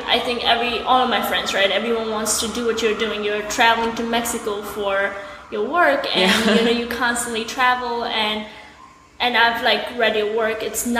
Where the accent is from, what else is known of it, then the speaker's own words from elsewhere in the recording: Nepal; now in New York, United States; I mean, I came to New York from Nepal, and I came with my family, so it was kind of easier for me to, you know, adjust.